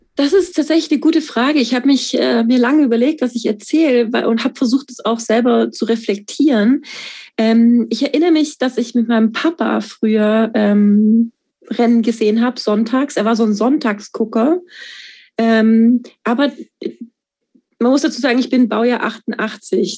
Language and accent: German; Stuttgart, Baden-Württemberg, Germany; Ich komme aus Stuttgart